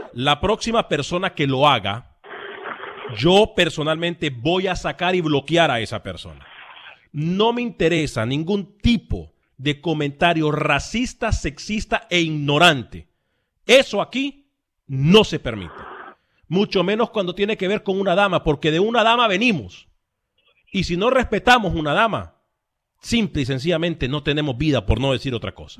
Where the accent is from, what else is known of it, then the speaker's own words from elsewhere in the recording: Honduras; su servidor de Honduras